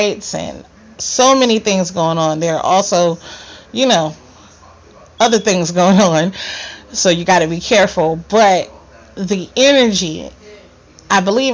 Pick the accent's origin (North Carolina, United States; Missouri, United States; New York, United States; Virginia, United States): New York, United States; I'm from New York